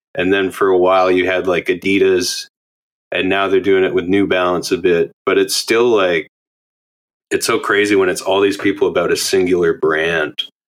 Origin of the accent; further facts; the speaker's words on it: Alberta, Canada; now in Montreal, Canada; I'm from Alberta